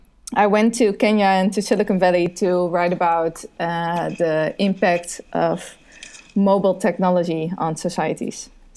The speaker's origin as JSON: {"language": "English", "town": "Maastricht", "region": "Limburg", "country": "Netherlands", "tie": "born or raised there", "second_language": "English", "said": "I joined our local radio station, RTM, Radio and Television Maastricht, which is my hometown."}